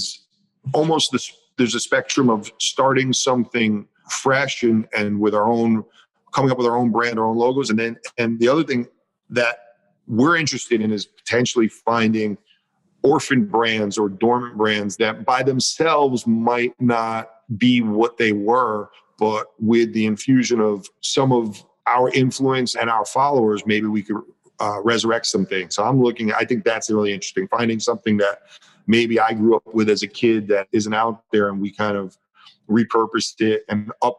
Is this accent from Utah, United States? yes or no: no; Connecticut, United States; now in West Hollywood, United States; We came from Connecticut, was the suburbs. So I do like a little bit more hustle bustle and I love West Hollywood.